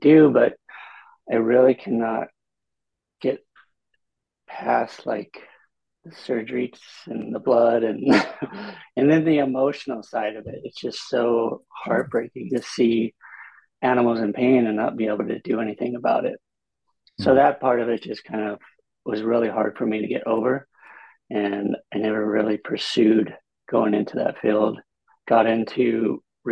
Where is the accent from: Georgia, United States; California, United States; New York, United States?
California, United States; Bellflower; now in San Diego, United States; I grew up in LA County in a little city called Bellflower, near Long Beach, in California